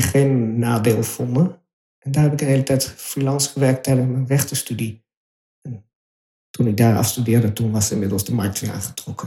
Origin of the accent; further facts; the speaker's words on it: Utrecht, Netherlands; moved away; En toen ik in Overvecht opgroeide, kwam daar wonen toen ik drie was